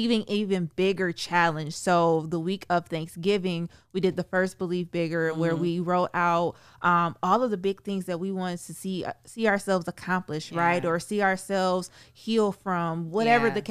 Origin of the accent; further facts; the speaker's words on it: Sandusky, Ohio, United States; moved away as an adult; now in Toledo, United States; born and raised in Sandusky, Ohio, moved to Toledo in 2007, and just have since been here